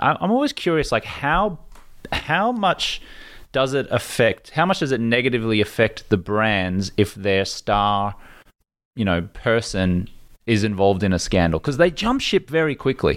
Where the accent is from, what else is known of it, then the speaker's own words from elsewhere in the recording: Australia; moved away; as an Australian in this country